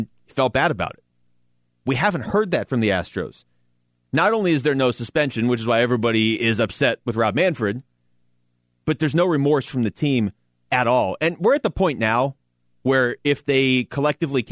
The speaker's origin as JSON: {"language": "English", "town": "Seattle", "region": "Washington", "country": "United States", "tie": "born or raised there", "said": "I grew up in Seattle."}